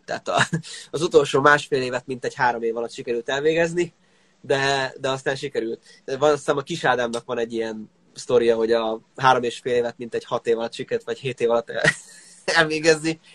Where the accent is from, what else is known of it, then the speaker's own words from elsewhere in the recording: Székesfehérvár, Fejér, Hungary; a szülővárosunkhoz, Székesfehérvárhoz